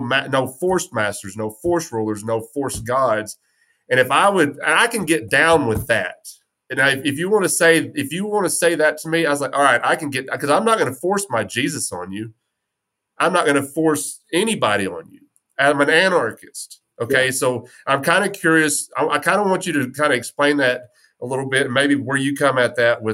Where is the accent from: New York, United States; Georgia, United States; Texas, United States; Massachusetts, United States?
Texas, United States; West; I'm from West Texas